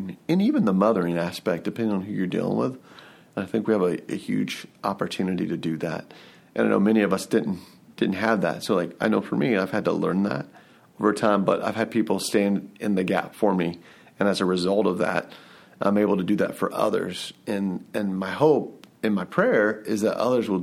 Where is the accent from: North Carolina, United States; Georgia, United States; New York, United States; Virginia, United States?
Georgia, United States; Atlanta; I'm from the Atlanta area.